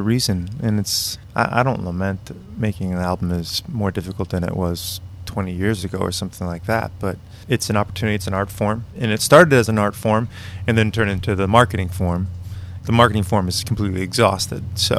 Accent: Malden, Massachusetts, United States; also born or lived in Arlington / Andover / Melrose; I was born in Malden.

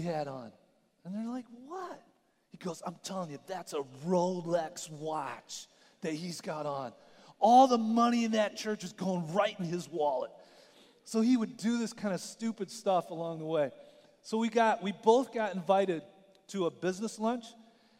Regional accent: Michigan, United States; moved away; I grew up in Michigan

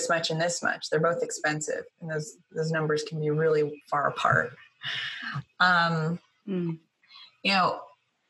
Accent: Sacramento, California, United States; I'm from Sacramento, California, you know, I'm from like a cow town.

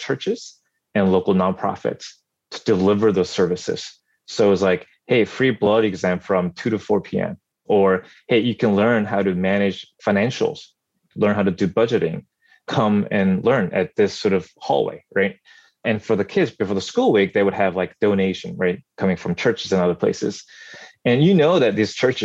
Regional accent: South Korea; now in Northern California, United States; every summer growing up in Korea during my childhood, we went there

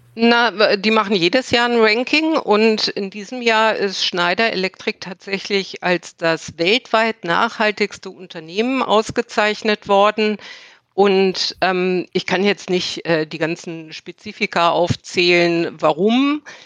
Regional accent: Berlin, Germany; moved away; Ich lebe mittlerweile wieder in Berlin. Berlin ist meine Heimatstadt.

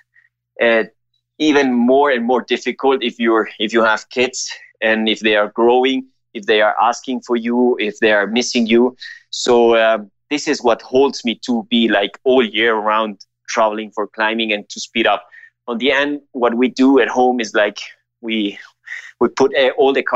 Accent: Ecuador; I grew up here in Ecuador

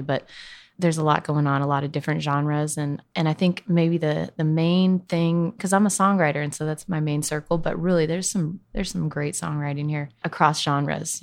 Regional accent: Northern California, United States; I grew up in California, in Northern California, kind of between Sacramento and Lake Tahoe.

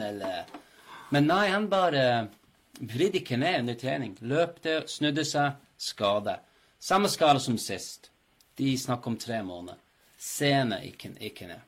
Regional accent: Manchester, North West England, United Kingdom; now in Norway

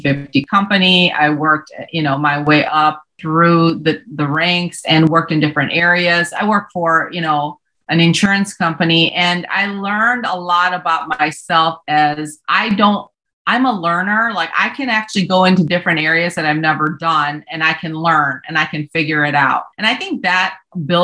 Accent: Hurley, Wisconsin / Ironwood, the Upper Peninsula, Michigan area, United States; also born or lived in Seoul, South Korea; We flew up to Hurley, Wisconsin, Ironwood, Michigan area, the Upper Peninsula

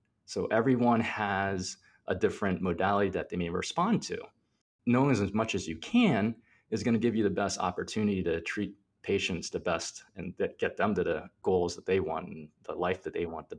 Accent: Plant City, Florida, United States; also born or lived in New York, United States; And I was born in New York. They came over and they're citizens of the United States and everything like that now. Once I actually grew up in Plant City, which is a really small town in Florida.

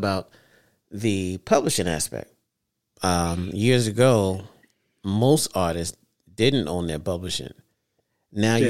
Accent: New York City, New York, United States; I grew up in Brooklyn

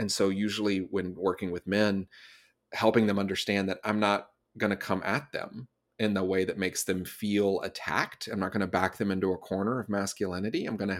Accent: Southeast, United States; now in Los Angeles, United States; I'm originally from the East Coast, from the Southeast of the United States. I now live in Los Angeles.

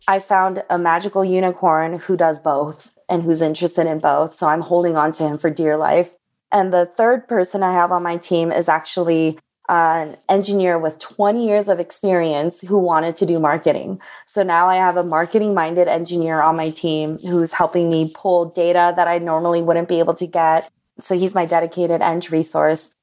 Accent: Los Angeles, California, United States; I grew up in Koreatown in Los Angeles in the nineties

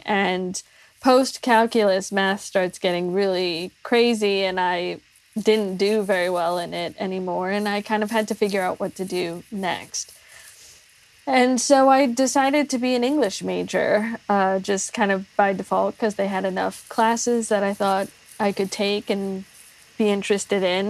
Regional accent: Washington, District of Columbia, United States; now in Houston, United States; I grew up in the Washington D.C. area, uh, so I'm not local to Houston where I am now.

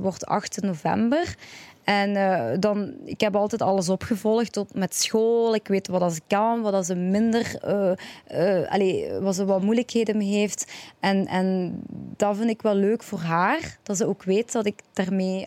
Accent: Genk, Flanders, Belgium; Ik ben eh, een een, allez, België geboren, Vlaanderen geboren

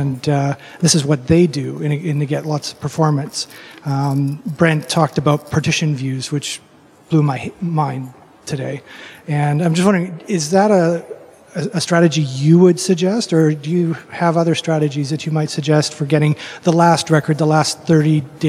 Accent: British Columbia, Canada; I'm from British Columbia.

